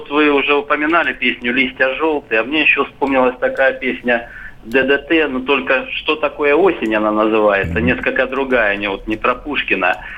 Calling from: Saint Petersburg, Russia; я из Петербурга.

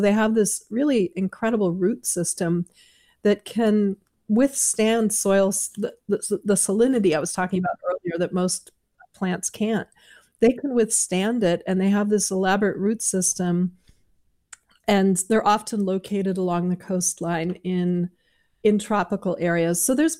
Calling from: San Francisco, California, United States; I'm phoning in from San Francisco, which is home.

